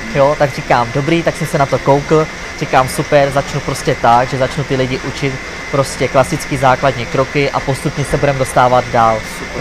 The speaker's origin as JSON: {"language": "Czech", "country": "Czechia", "said": "což z Česka"}